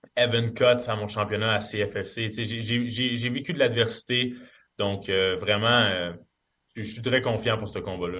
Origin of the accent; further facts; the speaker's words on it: Canada; en tant que Canadien